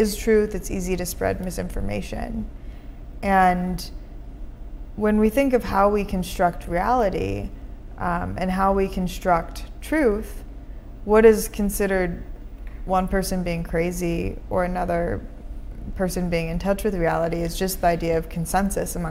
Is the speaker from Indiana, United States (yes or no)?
no; Minnesota, United States; now in San Francisco, United States; I grew up in Minnesota, but we often left our doors unlocked.